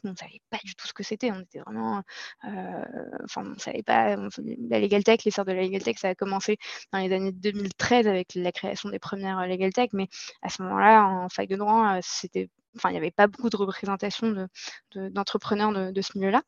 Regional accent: Casablanca, Casablanca-Settat, Morocco; moved away as an adult; now in Paris, France; je suis née euh, et j'ai grandi à Casablanca, au Maroc. Euh, je vis en France depuis 8 ans et plus précisément à Paris

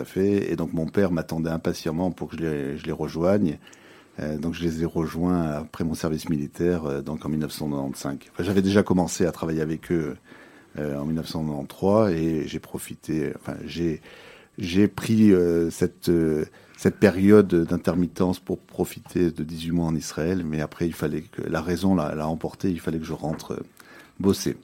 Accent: Nice, Provence-Alpes-Côte d'Azur, France; moved away as an adult; now in Belgium; Je suis d'origine française. Je suis né à Nice il y a 49 ans

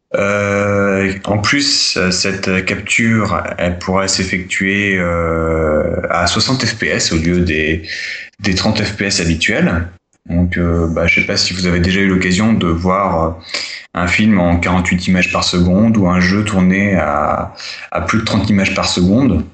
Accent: France; chez nous, en France

